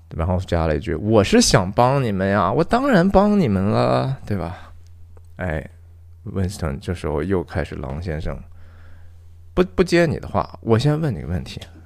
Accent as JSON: {"language": "Chinese", "country": "China", "said": "我们其实中国人很会的呀"}